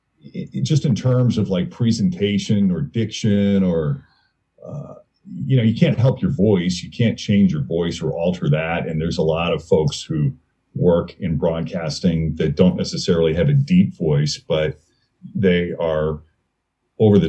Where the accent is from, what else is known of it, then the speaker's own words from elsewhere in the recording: Maynard, Massachusetts, United States; moved away as an adult; also born or lived in Lexington, Massachusetts / Portland, Maine; now in Cincinnati, United States; I'm originally from so childhood was split up between Maynard, Massachusetts and Lexington, Massachusetts